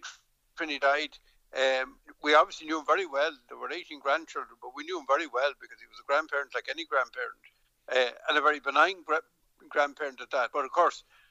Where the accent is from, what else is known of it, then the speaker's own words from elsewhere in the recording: Dublin, Leinster, Ireland; moved away as an adult; now in Connemara, Ireland; Now, I grew up in Dublin. I'm from Dublin